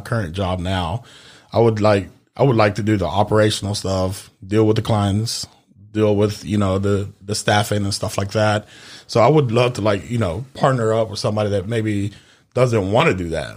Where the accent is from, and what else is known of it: Memphis, Tennessee, United States; born or raised there; moved away as an adult; also born or lived in Honduras; now in Florida, United States